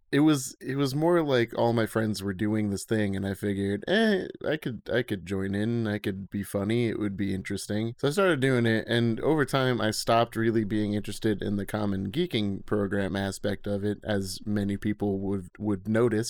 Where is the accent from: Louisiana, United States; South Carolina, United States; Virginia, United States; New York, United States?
New York, United States; Schenectady; I grew up in Schenectady, New York with Colin, Chowder, and Matt